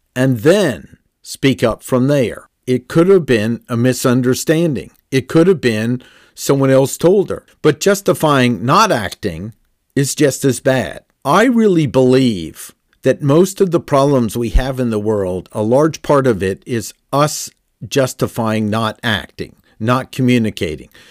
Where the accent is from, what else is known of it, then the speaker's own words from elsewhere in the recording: Washington, District of Columbia, United States; Growing up in Washington, D C